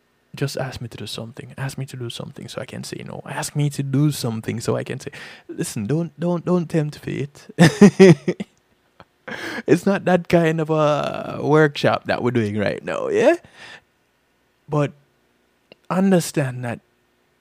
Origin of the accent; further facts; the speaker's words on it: Jamaica; We Jamaicans are very familiar with bad mind